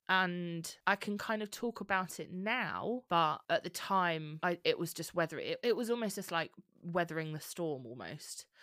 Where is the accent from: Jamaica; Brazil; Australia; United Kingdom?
United Kingdom; Bromley, London; moved away as an adult; now in Leigh-on-Sea, United Kingdom; I'm from Bromley, where you are